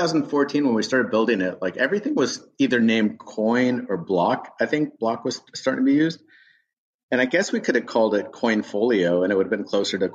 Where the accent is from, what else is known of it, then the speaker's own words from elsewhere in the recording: Tulsa, Oklahoma, United States; moved away; also born or lived in Berkeley, California; I grew up in Tulsa, Oklahoma.